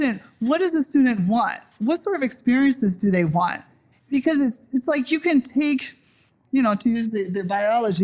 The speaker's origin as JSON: {"language": "English", "town": "Evansville", "region": "Indiana", "country": "United States", "moved": "yes", "said": "I'm from Southwestern Indiana, Evansville, Indiana."}